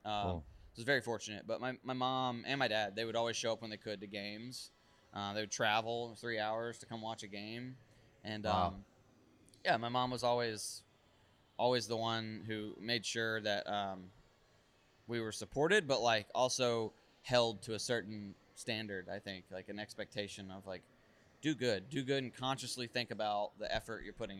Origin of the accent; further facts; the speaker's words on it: Raleigh, North Carolina, United States; literally where I grew up in Raleigh, because this is unique.